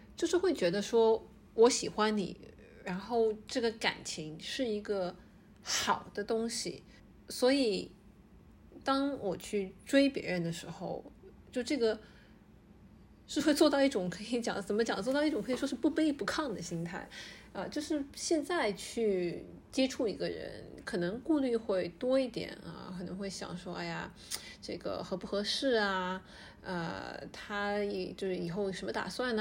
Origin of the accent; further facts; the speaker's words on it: China; 我们大陆和香港一样